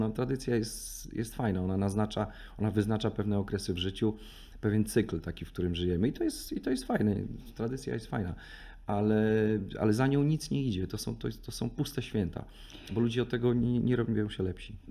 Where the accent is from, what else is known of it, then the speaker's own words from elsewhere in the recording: Raczki, Podlaskie Voivodeship, Poland; moved away; sam pochodzę z mojego miasta, z mojego miasteczka czy miejscowości